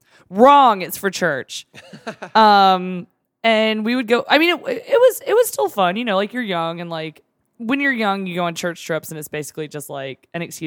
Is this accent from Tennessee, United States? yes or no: yes; Seymour, Tennessee, United States; and I grew up in Seymour, so like we've been going to Gatlinburg for a long time.